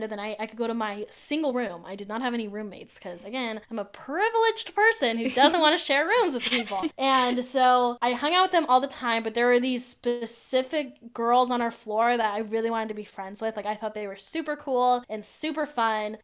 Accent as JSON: {"language": "English", "area": "Ventura County", "region": "California", "country": "United States", "said": "I'm originally from Ventura County, which is an hour and a half north of Orange County"}